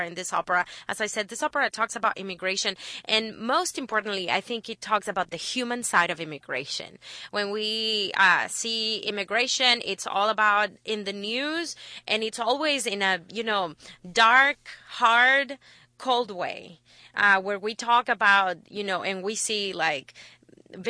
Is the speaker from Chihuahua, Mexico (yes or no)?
yes; Chihuahua, Mexico; moved away as an adult; also born or lived in Guadalajara, Mexico; now in Houston, United States; I moved to Guadalajara when I finished high school in Chihuahua. I'm from Chihuahua.